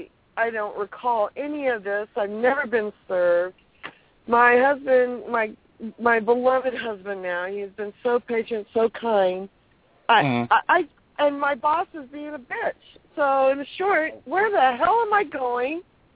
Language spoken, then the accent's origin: English; California, United States; I am California, girl.